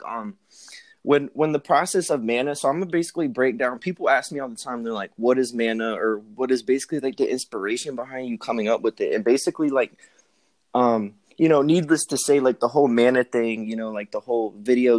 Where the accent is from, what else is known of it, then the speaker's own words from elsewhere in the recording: Norfolk, Virginia, United States; I was born and raised in Norfolk